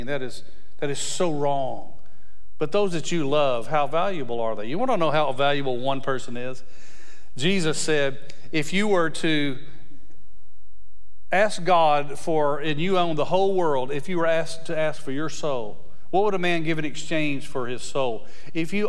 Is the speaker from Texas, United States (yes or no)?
yes; West Texas, United States; I grew up in West Texas